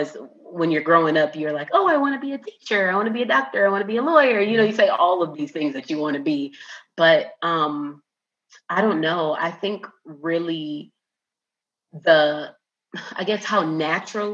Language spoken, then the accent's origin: English; Minneapolis, Minnesota, United States; also born or lived in North Carolina; now in Houston, United States; I am originally from Minneapolis, Minnesota. Have not lived there since 2011.